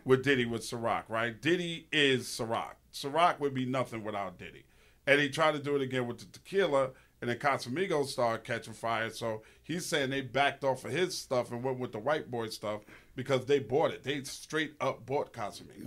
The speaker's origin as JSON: {"language": "English", "region": "New York", "country": "United States", "said": "I'm from New York"}